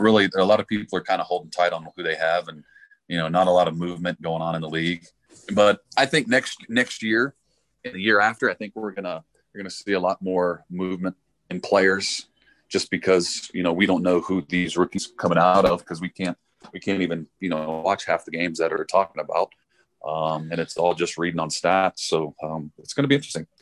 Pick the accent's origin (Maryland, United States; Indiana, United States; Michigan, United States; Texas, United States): Texas, United States; Dallas; now in Colorado Springs, United States; I'm from Dallas, Texas.